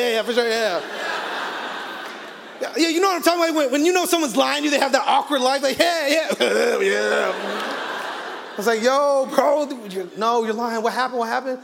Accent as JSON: {"language": "English", "region": "Arizona", "country": "United States", "tie": "born or raised there", "said": "I grew up in Arizona"}